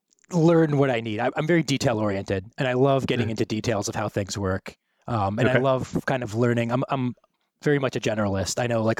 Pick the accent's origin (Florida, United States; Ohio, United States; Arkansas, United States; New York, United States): Ohio, United States; also born or lived in Wisconsin / Minnesota; I'm from the Midwest. I was born in Wisconsin. I lived in Minnesota. I grew up in Ohio.